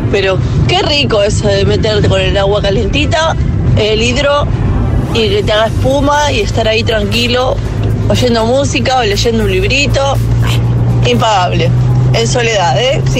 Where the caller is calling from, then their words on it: Salceda de Caselas, Galicia, Spain; de Salceda, Galicia.